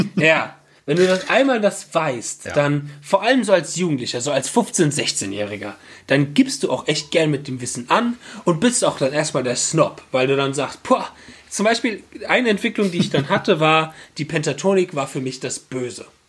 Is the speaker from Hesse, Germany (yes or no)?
yes; Bad Schwalbach, Hesse, Germany; aus Bad Schwalbach, der Ortschaft, wo ich herkomme, wo ich wieder wohne